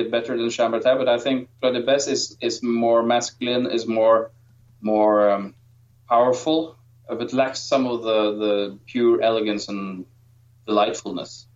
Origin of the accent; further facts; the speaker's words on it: Norway; I'm from Norway